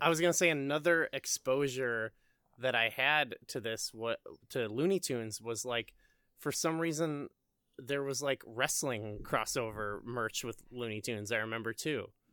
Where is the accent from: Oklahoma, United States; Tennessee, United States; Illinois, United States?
Illinois, United States; I'm also from Illinois